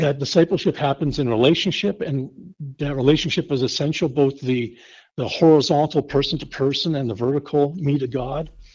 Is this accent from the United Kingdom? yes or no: no; Winnipeg, Manitoba, Canada; moved away as an adult; also born or lived in Hinton; now in Kearney, United States; I grew up in Winnipeg, Manitoba